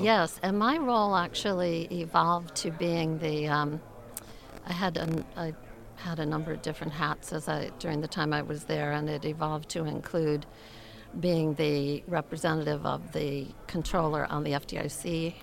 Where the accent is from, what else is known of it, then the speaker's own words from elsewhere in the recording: Connecticut, United States; I grew up in Connecticut